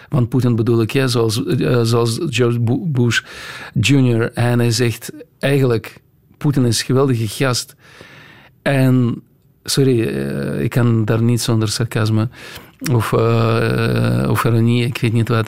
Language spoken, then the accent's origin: Dutch; Russia; Dutch is a second language; moved away as an adult; now in Belgium; bij ons in Rusland